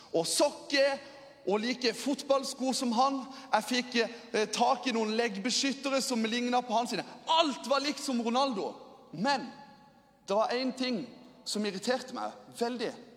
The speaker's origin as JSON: {"language": "Norwegian", "town": "Lyngdal", "region": "Agder", "country": "Norway", "said": "jeg kommer fra Lyngdal"}